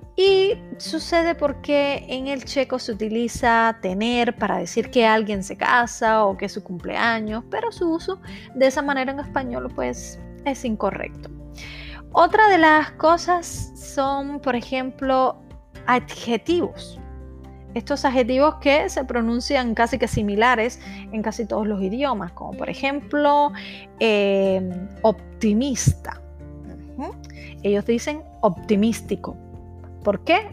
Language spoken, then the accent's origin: Spanish; Cuba; moved away as an adult; now in Czech Republic